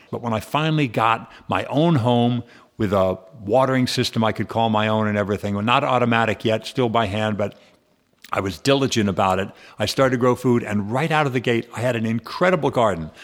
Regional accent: San Fernando Valley, California, United States; I grew up in the San Fernando Valley

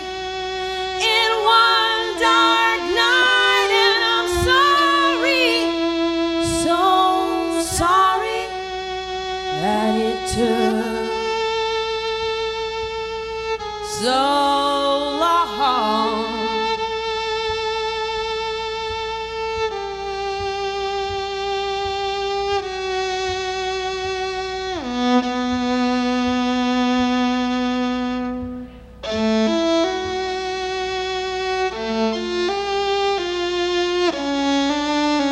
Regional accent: Seattle, Washington, United States; in my hometown of Seattle

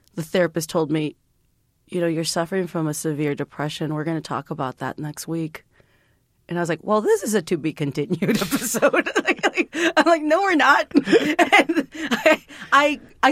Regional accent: San Juan, Texas, United States; I grew up in a little town called San Juan, Texas

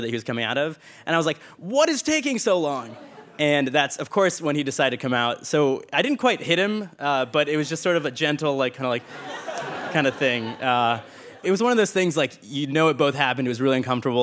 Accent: Richmond, Virginia, United States; moved away; I'm from Richmond, Virginia originally

